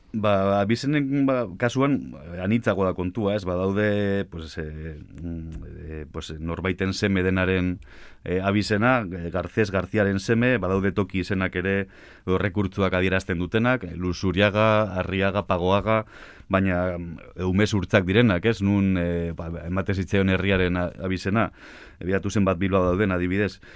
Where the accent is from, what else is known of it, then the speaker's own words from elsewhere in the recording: Biscay, Basque Country, Spain; now in Álava, Spain; ni abiz, arabarra, bueno, bizkaitarra nes jatorriz, baina araban bizinaiz